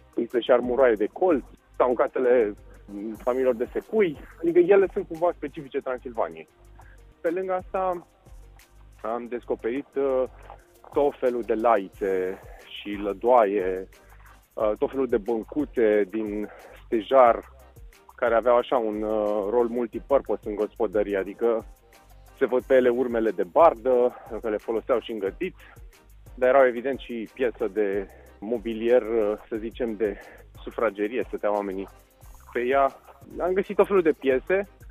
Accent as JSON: {"language": "Romanian", "region": "Bucharest", "country": "Romania", "tie": "born or raised there", "moved": "as an adult", "lives_now": "Viscri, Romania", "said": "m-am născut în București, am făcut și școala generală și liceu, cam toate în zona universitate"}